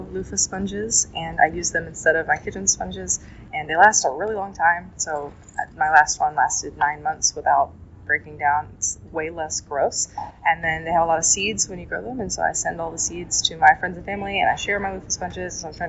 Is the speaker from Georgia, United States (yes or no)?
yes; Georgia near Atlanta, United States; I'm from Georgia near Atlanta